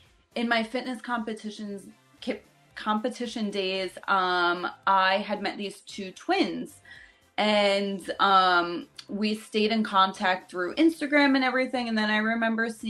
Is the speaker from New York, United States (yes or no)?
no; New Jersey, United States; I'm from New Jersey